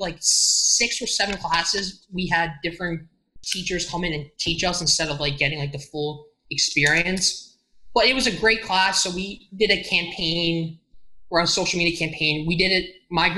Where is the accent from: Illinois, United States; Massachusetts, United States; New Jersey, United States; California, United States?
New Jersey, United States; Cinnaminson; I grew up in Cinnaminson, New Jersey